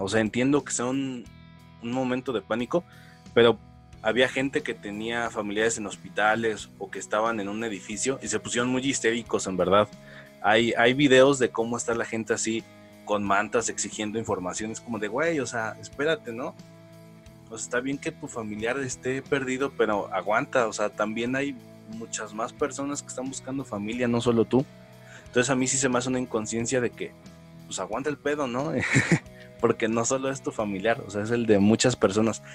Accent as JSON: {"language": "Spanish", "town": "Atizapán de Zaragoza", "region": "State of Mexico", "country": "Mexico", "tie": "born or raised there", "said": "de pequeño, pues vivimos en Atizapán, Zaragoza."}